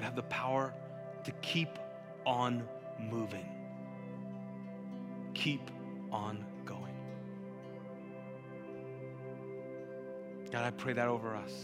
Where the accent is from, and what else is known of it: Pakistan; first language Urdu; English is a second language